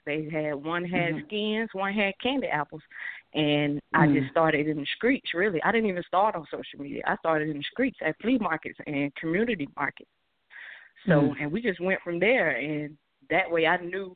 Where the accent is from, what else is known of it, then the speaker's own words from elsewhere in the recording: St. Petersburg, Florida, United States; also born or lived in Adel, Georgia; now in Albany, United States; I was born in St. Petersburg, Florida. My roots are from Adel, Georgia. I'm located in Albany, Georgia.